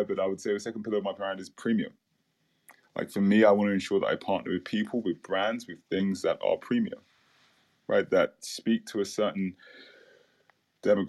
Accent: London, United Kingdom; moved away as an adult; also born or lived in Caribbean; So I grew up in London, in the UK

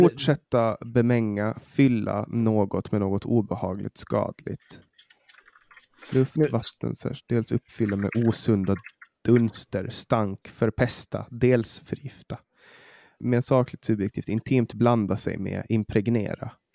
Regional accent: Åland Islands; moved away; Jag var hemma på Åland

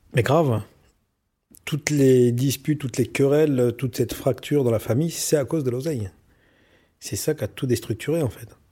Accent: Aubergenville, Île-de-France, France; moved away as an adult; also born or lived in Dubai, United Arab Emirates / Abu Dhabi, United Arab Emirates; je suis né à Aubergenville

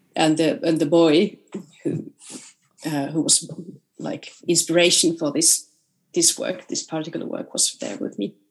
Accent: Rovaniemi, Lapland, Finland; in Rovaniemi, um, in my hometown when I was playing the piano

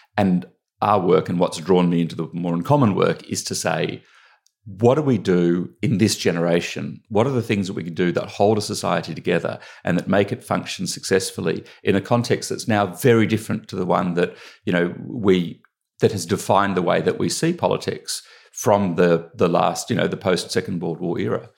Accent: Australia; accent: Australian; moved away as an adult; now in United Kingdom; I grew up in Australia

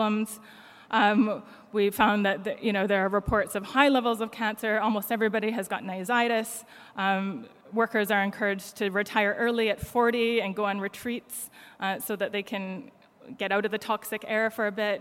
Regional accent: Canada; now in United Kingdom; I'm Canadian, but live in the UK

